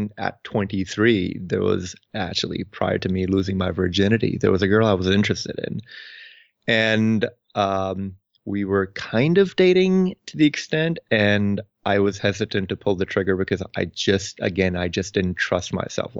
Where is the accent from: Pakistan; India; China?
Pakistan; moved away as an adult; now in United States; I was born and raised in Pakistan. I came to the U.S. when I was about 18 or 19 years old